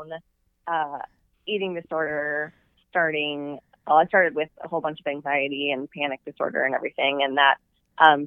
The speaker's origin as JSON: {"language": "English", "region": "Southern California", "country": "United States", "also_born_or_lived": "Texas / Dallas", "moved": "as an adult", "said": "I'm from Southern California and I went to college in Texas."}